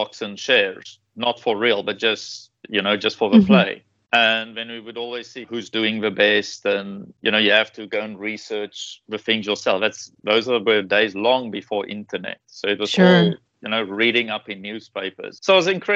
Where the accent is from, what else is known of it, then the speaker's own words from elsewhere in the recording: South Africa; moved away as an adult; now in Taiwan; I grew up in South Africa